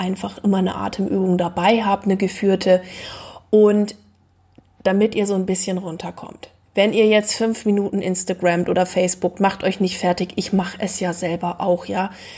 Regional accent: East Frisia, Lower Saxony, Germany; als gebürtige Ostfriesin

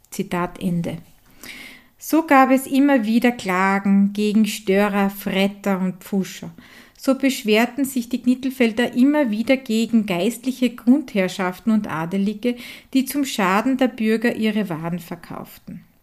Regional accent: Hartberg, Styria, Austria; von Die Handwerkstätte aus meiner Heimat in Hartberg Graz in der Grünen Steiermark.

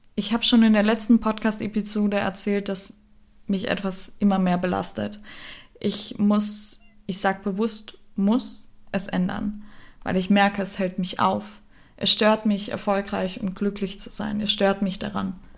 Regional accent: Germany; moved away as an adult; also born or lived in Austria; in meiner Heimat, wo ich geboren bin

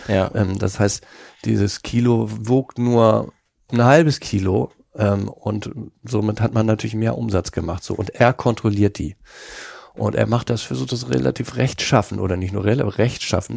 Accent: Hamburg, Germany; accent: Hamburger; ich habe so einen Hamburger Akzent

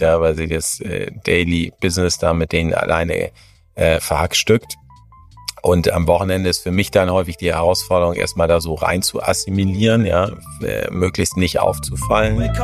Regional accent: Hamburg, Germany; moved away as an adult; now in Munich, Germany; in meine Heimatstadt zu kommen, nach Hamburg

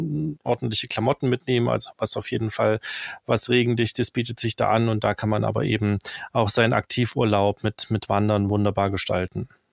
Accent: the East, eastern Germany, Germany; als im Osten geborener

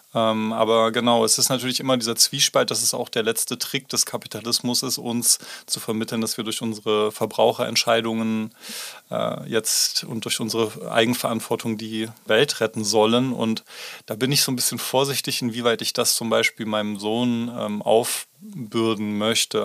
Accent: Baunatal, Hesse, Germany; now in Tübingen, Germany; in meine Heimatstadt geworden, Baunatal bei Kassel

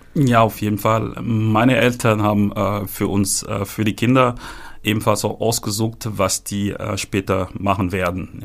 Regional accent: Cameroon; moved away as an adult; now in Hamburg, Germany; ich bin in Kamerun geboren. Ähm, dort bin ich ebenfalls auch ähm, aufgewachsen und auch dort zur Schule gegangen.

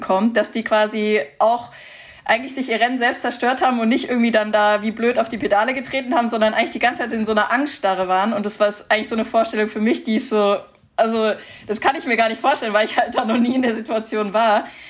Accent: Heidelberg, Baden-Württemberg, Germany; Ich komme aus Heidelberg

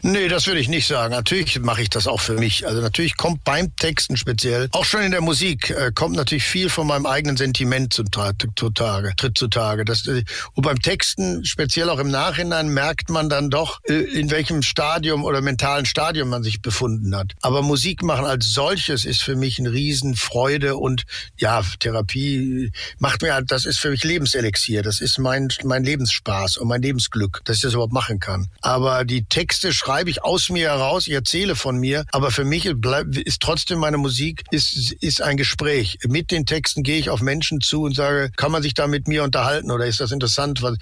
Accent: Ruhr area, North Rhine-Westphalia, Germany; Ich bin halt im Ruhrgebiet aufgewachsen

